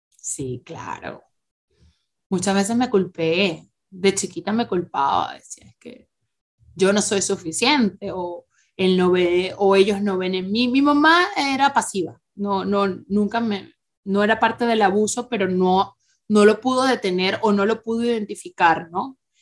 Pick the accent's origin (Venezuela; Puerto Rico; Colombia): Venezuela; moved away as an adult; todo el mundo espera que las venezolanas seamos unas muñecas